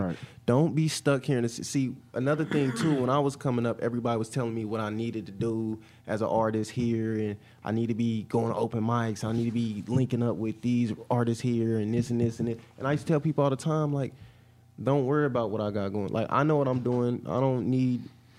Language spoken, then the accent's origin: English; Indianapolis, Indiana, United States; I tell people I'm from the Nat, everywhere I go in the country